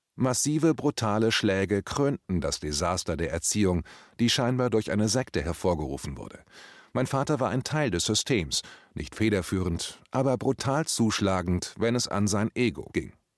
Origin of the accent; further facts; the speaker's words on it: Braunschweig, Lower Saxony, Germany; also born or lived in Hamburg; Nach dem Umzug nach Braunschweig